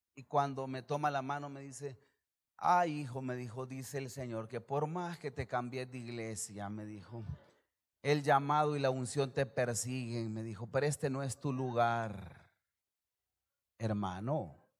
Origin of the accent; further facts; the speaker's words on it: El Salvador; como salvadoreño